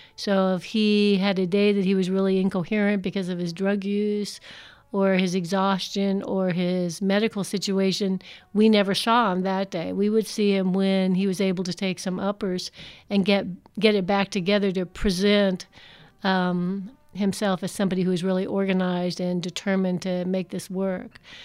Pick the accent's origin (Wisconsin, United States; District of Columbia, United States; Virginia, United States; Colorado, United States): District of Columbia, United States; Washington; moved away as an adult; also born or lived in Guyana; now in San Diego, United States; I grew up in Washington, D C in the nineteen fifties and sixties.